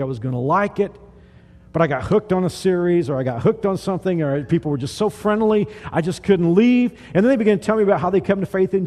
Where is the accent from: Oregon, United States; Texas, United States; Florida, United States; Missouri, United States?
Texas, United States; I grew up in Texas, the South